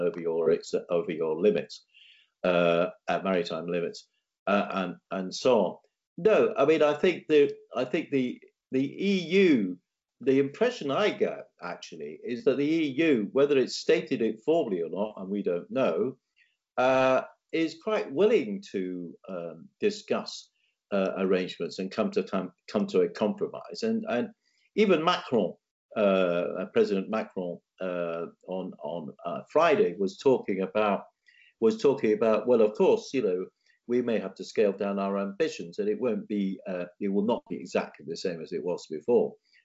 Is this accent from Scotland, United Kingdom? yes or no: yes; Scotland, United Kingdom; I'm speaking here as a Scot